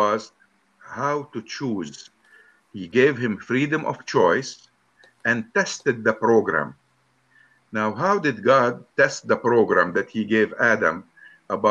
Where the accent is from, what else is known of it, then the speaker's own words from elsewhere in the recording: Lebanon; I'm from Lebanon.